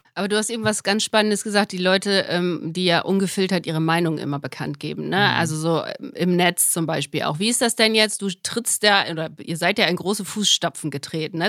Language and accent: German; Germany; moved away; ich bin Redakteurin, Schrägstrich, Moderatorin jetzt bei Radio Bremen. Da fange ich jetzt an. Meine alte Heimat hat mich wieder